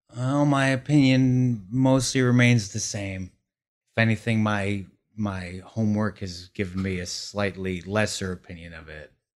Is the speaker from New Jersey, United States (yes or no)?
yes; Glen Rock, New Jersey, United States; now in Brooklyn, United States; the town in New Jersey that I grew up in was only about one point two square miles